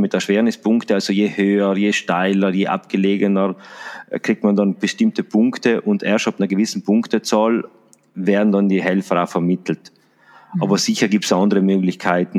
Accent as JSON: {"language": "German", "town": "Salorno", "region": "Trentino-Alto Adige", "country": "Italy"}